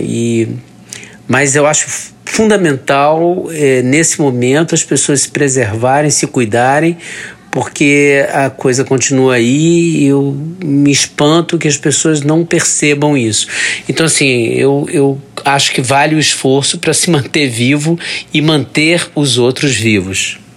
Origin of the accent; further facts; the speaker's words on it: Rio de Janeiro, Brazil; sou carioca, tenho 59 anos